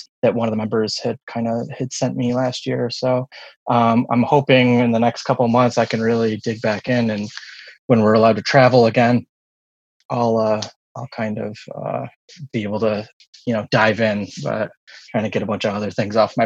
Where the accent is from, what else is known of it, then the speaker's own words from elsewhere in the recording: United States; I was born in the late 70s in, you know, around here.